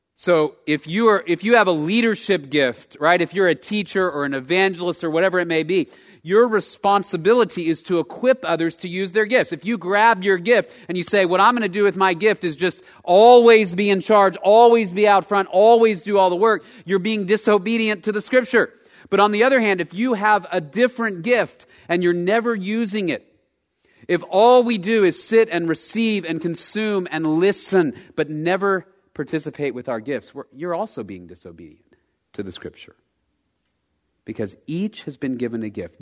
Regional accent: Dallas, Texas, United States; I grew up in Dallas

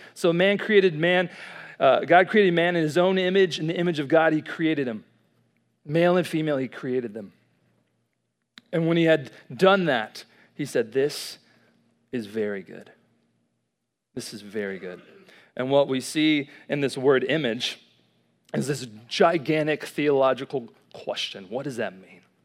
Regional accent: College Station, Texas, United States; moved away as an adult; now in Dallas, United States; I'm from Dallas, but I originally grew up right here in College Station, Texas

